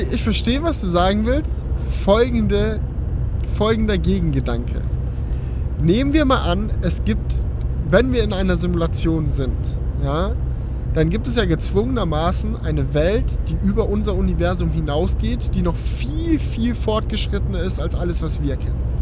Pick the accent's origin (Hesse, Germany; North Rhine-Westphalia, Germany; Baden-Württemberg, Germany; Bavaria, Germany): Baden-Württemberg, Germany; Schönbuch area; meine gute alte Schönbuchbahn aus meiner Heimat